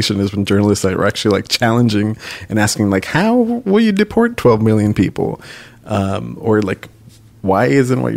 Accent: Los Angeles, California, United States; also born or lived in San Francisco; I was born and raised in Los Angeles

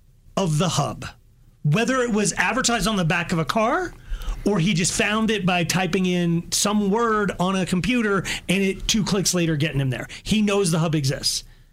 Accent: United States; Like, I'm a proud Ford man. I'm an American. My dad worked in Detroit.

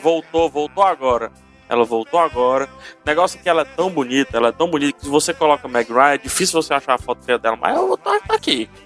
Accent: Fortaleza, Ceará, Brazil; aqui perto da minha casa, aqui em Fortaleza

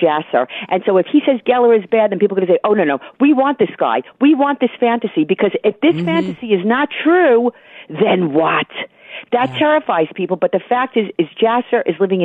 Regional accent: United States; I am merely an American

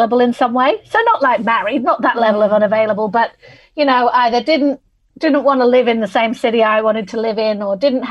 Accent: Manchester, North West England, United Kingdom; moved away as an adult; also born or lived in London; now in Sydney, Australia; I'm originally from Manchester in England. That's why I've got this funny accent.

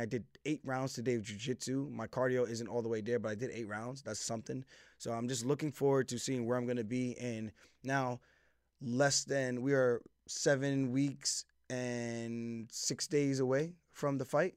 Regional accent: Uniondale, New York, United States; We're both from Uniondale, New York. Grew up there

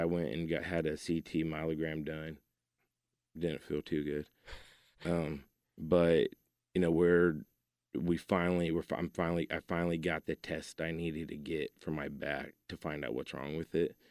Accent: Keller, Texas, United States; now in Joshua, United States; I was from Keller at the time. Now I live in Joshua

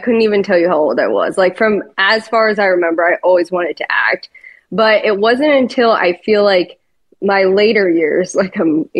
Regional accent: Connecticut, United States; I'm from Connecticut.

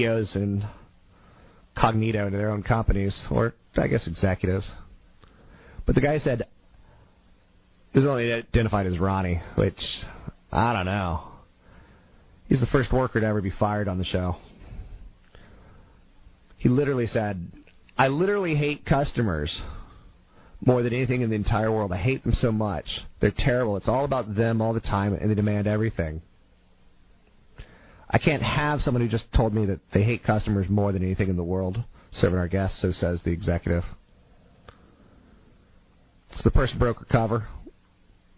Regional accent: United States; as an American

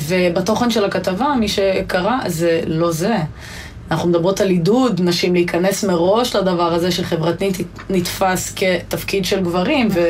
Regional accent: Ein Vered, Hefer Valley, Central District, Israel; בעין ורד ובכל מיני עמק חפר ואזורים שגדלתי בהם

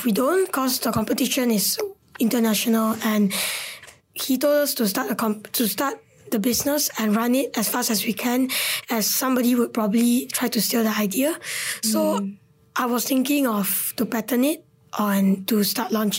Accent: Selangor, Malaysia; I'm from Selangor

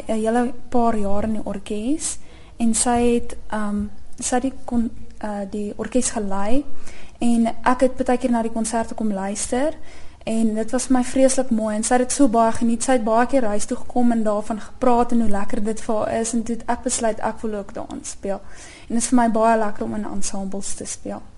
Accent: Centurion, Gauteng, South Africa; ek is van Centurion

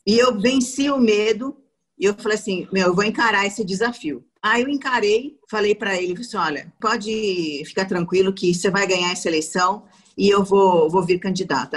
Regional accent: Maringá, Paraná, Brazil; moved away as an adult; now in São Paulo, Brazil; eu sou paranaense, eu sou maringaense. Eu não sou paulistana. A minha cidade é do tamanho de um bairro de São Paulo.

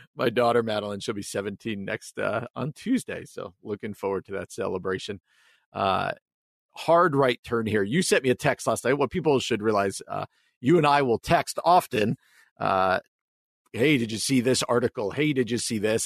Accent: New Jersey, United States; I grew up in New Jersey, outside of New York City

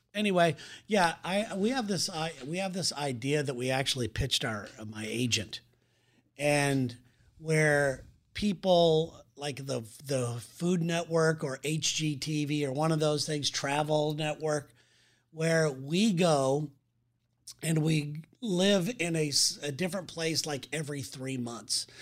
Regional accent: Southern California, United States; moved away; I am from Southern California

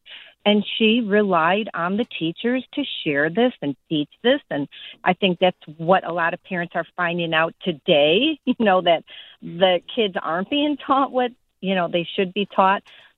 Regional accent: Chicago, Illinois, United States; I was raised in the Catholic school in Chicago. Okay, born and raised here in the South Side. Grammar school, high school, college, even got married in the Catholic church.

